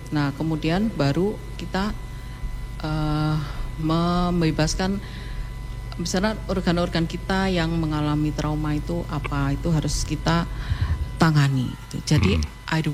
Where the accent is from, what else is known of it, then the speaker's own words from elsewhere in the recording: Ponorogo, East Java, Indonesia; saya dari uh, asalnya dari Ponorogo.